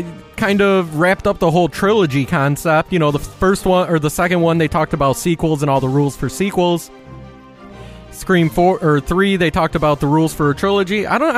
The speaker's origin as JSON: {"language": "English", "region": "Michigan", "country": "United States", "moved": "yes", "lives_now": "Oregon, United States", "said": "We're both from Michigan. I moved to Oregon, and you moved to New Mexico."}